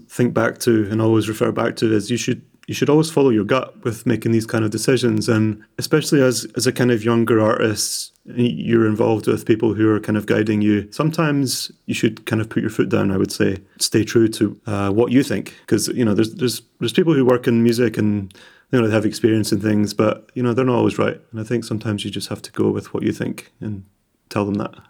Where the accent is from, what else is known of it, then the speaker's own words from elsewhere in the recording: Edinburgh, Scotland, United Kingdom; now in Glasgow, United Kingdom; I'm orig-, originally from more east, I was born in Edinburgh.